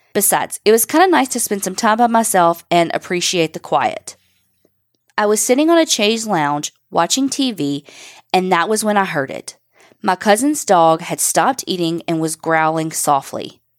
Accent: Kentucky, United States; I come from Knott County in the foothills of the Appalachian Mountains of eastern Kentucky. It's tiny and quiet, and just about everyone is related to one another.

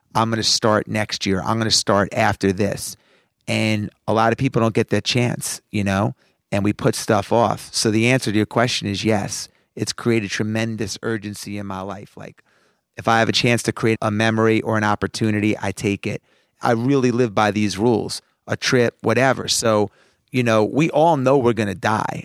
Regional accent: Roslyn, New York, United States; I grew up in Roslyn

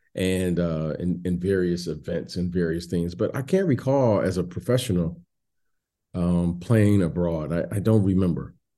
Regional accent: Detroit, Michigan, United States; moved away as an adult; also born or lived in Chicago; I was born in Detroit

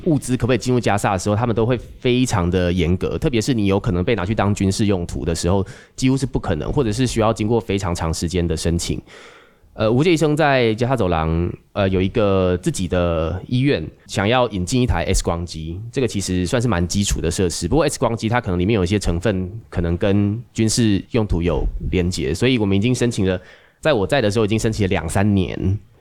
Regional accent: Taiwan; 大家在台湾长大，我在台湾受训成为一个医生

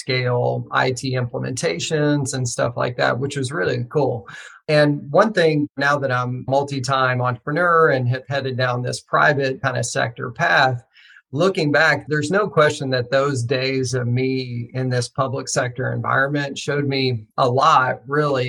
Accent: rural Western Kentucky, United States; I grew up in Kentucky, actually, rural Western Kentucky.

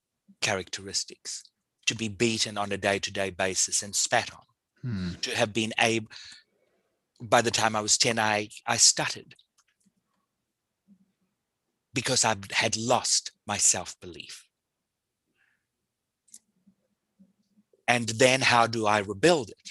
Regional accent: South Africa; I grew up in South Africa.

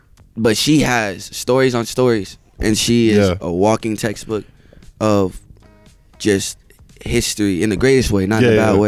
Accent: Indiana, United States; also born or lived in South Carolina; I live in Indiana, but I'm born in South Carolina.

